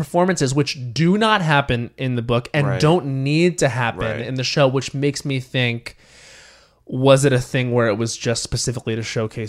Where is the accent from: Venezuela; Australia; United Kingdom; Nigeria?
Australia; accent: Australian; my Australian accent always slips out when I'm in therapy.